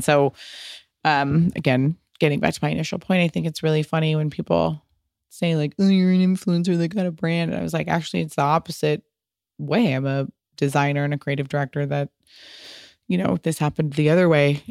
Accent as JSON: {"language": "English", "country": "United States", "also_born_or_lived": "Little Italy, New York", "said": "very much always inspired by being American Italian, and I lived in Little Italy for a long time"}